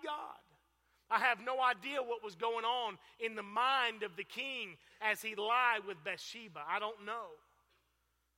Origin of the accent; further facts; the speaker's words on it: Fort Pierce, Florida, United States; I grew up in Fort Pierce, Florida, same place that Preacher Malcolm is from